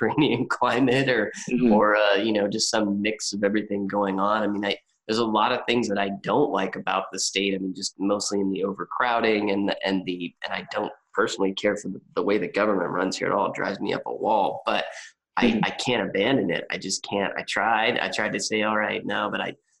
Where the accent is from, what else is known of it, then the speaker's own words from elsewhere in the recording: California, United States; moved away as an adult; also born or lived in Portland / Santa Barbara; growing up in California my whole life